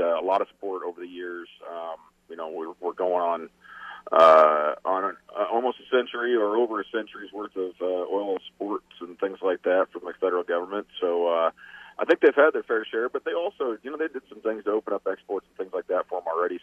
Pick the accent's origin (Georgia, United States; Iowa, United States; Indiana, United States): Iowa, United States; my home state of Iowa